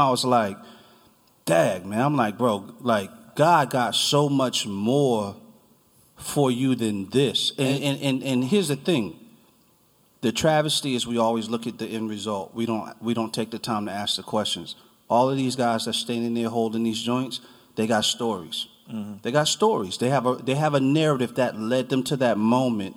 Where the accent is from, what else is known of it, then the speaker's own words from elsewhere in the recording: New Jersey, United States; now in Charlottesville, United States; I'm from New Jersey